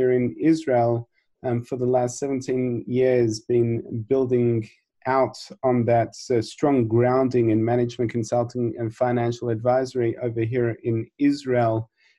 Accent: Australia; which growing up in Australia, I never thought I would end up in the diamond industry.

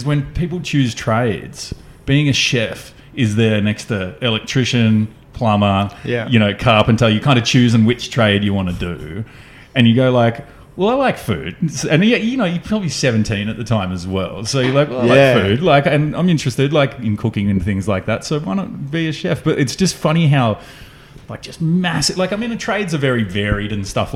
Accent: Canberra, Australian Capital Territory, Australia; now in Melbourne, Australia; where I grew up in Canberra.

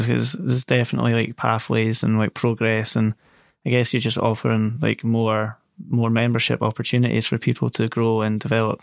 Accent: Scotland, United Kingdom; a Scotsman myself

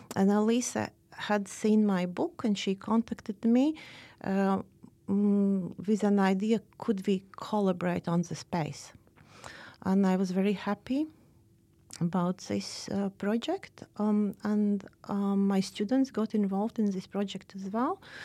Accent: Riga, Latvia; now in Oslo, Norway; I am from Riga

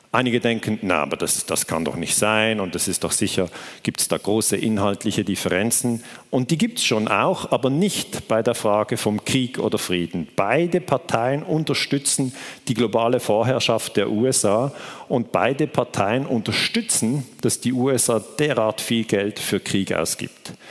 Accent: Switzerland; ich komme aus der Schweiz

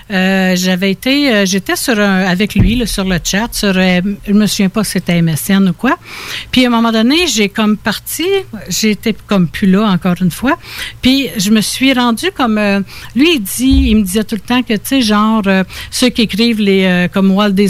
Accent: Quebec, Canada; also born or lived in Ontario; Mais, mais sinon, tu j'ai été élevée dans les petits villages, Saint-Benoît, Saint-Placide, La Chute, j'ai été en, Estrie.

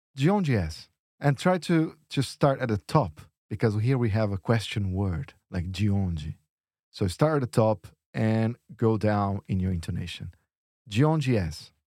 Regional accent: São Paulo, Brazil; accent: São Paulo; in my accent, in São Paulo, in Brazil

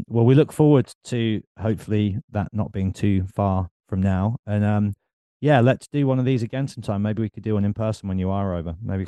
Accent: Birmingham, West Midlands, United Kingdom; now in Bristol, United Kingdom; I'm in Bristol, but I'm kind of here, there, and everywhere. I'm from Birmingham, go to London all the time.

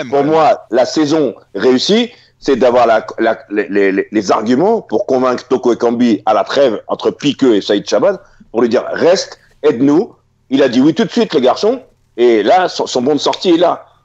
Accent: Mali; ouais, je suis malien, hein. franco-malien, sénégalais.

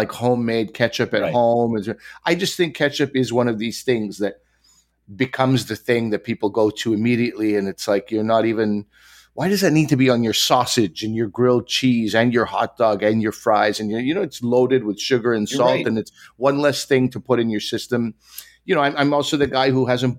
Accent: Quebec, Canada; Growing up in Quebec

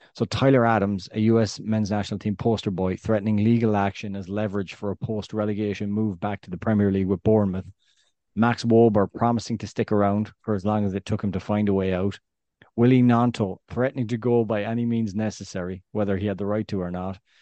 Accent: west of Ireland, Ireland; accent: West of Ireland Irish; I've got my Irish accent, my West of Ireland Irish accent.

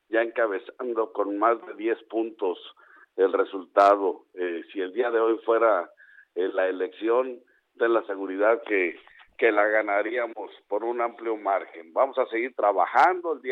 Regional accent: Ciudad Constitución, Baja California Sur, Mexico; en el municipio de Comondú, en Ciudad Constitución, de donde soy

